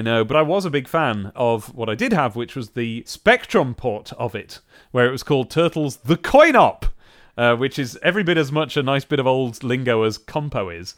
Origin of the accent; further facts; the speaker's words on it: United Kingdom